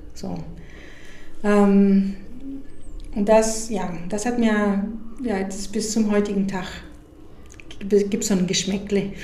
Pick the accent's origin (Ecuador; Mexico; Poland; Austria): Mexico; moved away; also born or lived in United States; ich bin in Mexiko aufgewachsen, obwohl ich Amerikanerin bin